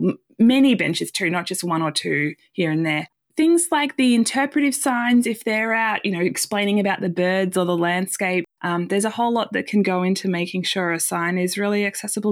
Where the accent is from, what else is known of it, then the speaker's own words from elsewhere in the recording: Australia; moved away as an adult; now in United States; as an Australian living in the U S